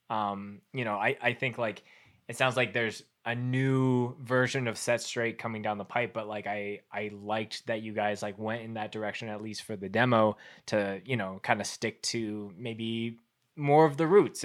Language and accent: English; Winnipeg, Manitoba, Canada; now in Calgary, Canada; originally growing up in Winnipeg